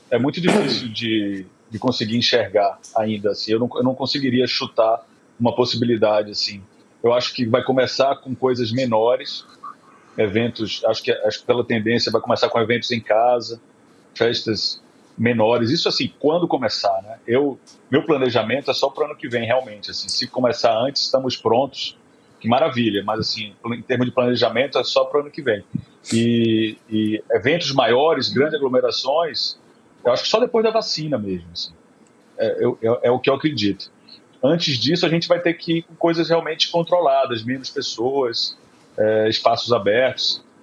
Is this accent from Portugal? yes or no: no; Bahia, Brazil; Eu sou baiano, então para mim essa memória da fogueira e da família em casa é muito boa também.